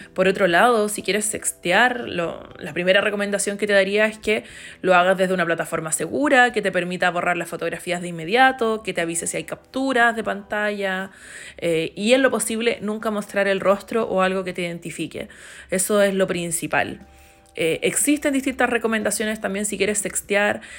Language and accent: Spanish; Chile